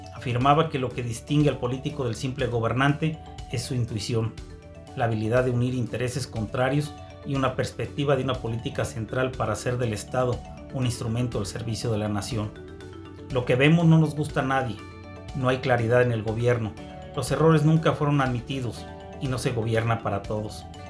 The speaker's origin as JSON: {"language": "Spanish", "region": "Querétaro", "country": "Mexico", "said": "las y los queretanos nos cuidamos"}